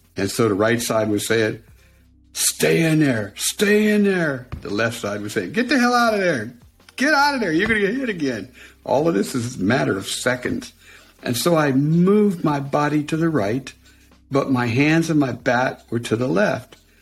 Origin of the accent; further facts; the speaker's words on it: Western Pennsylvania, United States; I was from Western Pennsylvania.